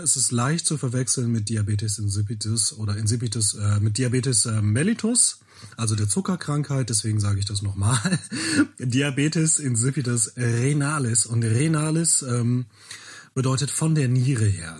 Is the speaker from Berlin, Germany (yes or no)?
no; Bielefeld, North Rhine-Westphalia, Germany; ich komme aus Bielefeld, bin 39 Jahre alt und ähm, ja, in Bielefeld lebe ich